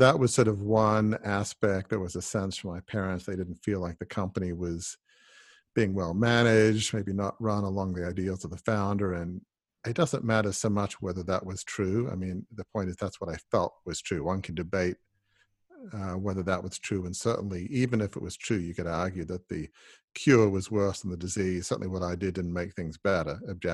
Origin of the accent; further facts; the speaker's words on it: Sydney, New South Wales, Australia; Well, I grew up in the eastern suburbs of Sydney in Double Bay, which for those who are not from Sydney is kind of, you know, the most exclusive part of Sydney.